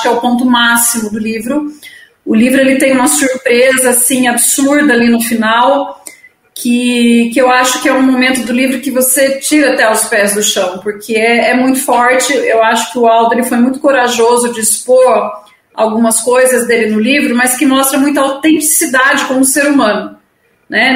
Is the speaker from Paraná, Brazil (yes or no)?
no; Itapeva, São Paulo, Brazil; moved away; also born or lived in Sorocaba; vim para minha cidade natal, em Itapeva